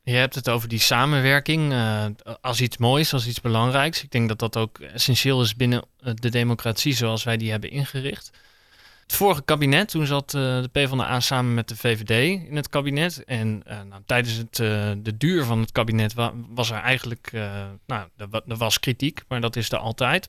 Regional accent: Nijmegen, Gelderland, Netherlands; now in The Hague, Netherlands; Ik woon zelf in Den Haag, maar ik kom uit Nijmegen.

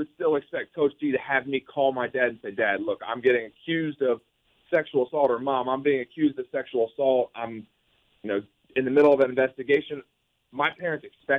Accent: Columbus, Ohio, United States; moved away as an adult; also born or lived in Michigan; I grew up in Columbus, Ohio, about 5 minutes from Ohio State

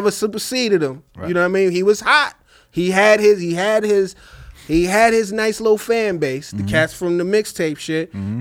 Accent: New York, United States; as a New Yorker

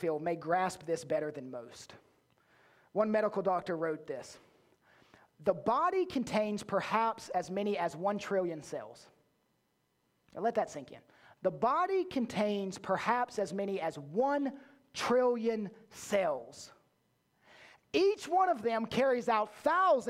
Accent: the South, United States; I was born in the South

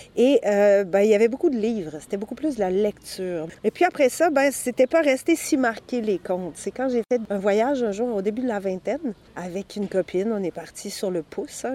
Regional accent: Sherbrooke, Quebec, Canada; also born or lived in Saint-Élie-d'Orford; now in Quebec City, Canada; il y avait un festival de contes à Sherbrooke, là où j'avais grandi

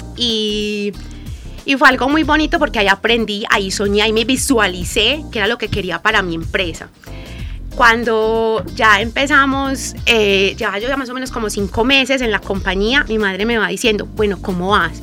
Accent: Guarne, Antioquia, Colombia; also born or lived in Medellín; nosotros somos del municipio de Guarne

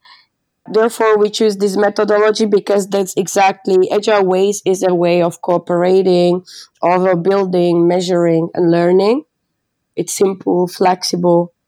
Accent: Slovakia; moved away as an adult; now in Amsterdam, Netherlands; I'm from Slovakia, living in Amsterdam more than 3 years.

